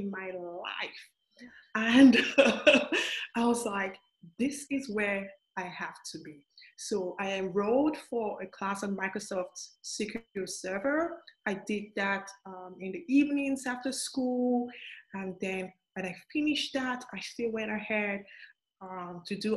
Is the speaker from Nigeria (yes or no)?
yes; Nigeria; moved away; I was born and raised in Nigeria, in Africa.